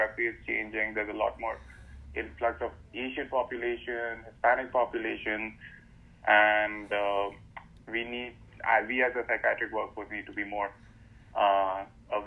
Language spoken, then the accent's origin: English; India; moved away as an adult; now in United States; back in India